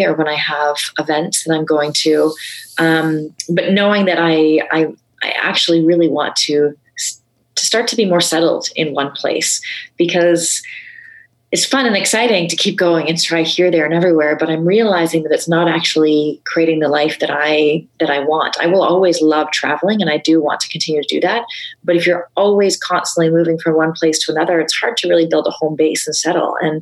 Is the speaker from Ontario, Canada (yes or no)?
no; Vancouver, British Columbia, Canada; now in Toronto, Canada; I grew up in Vancouver